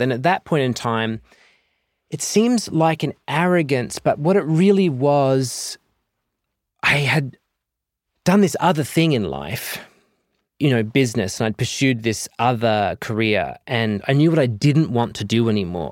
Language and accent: English; Southern Cross, Western Australia, Australia; moved away as an adult; also born or lived in Perth; now in United States; growing up in Southern Cross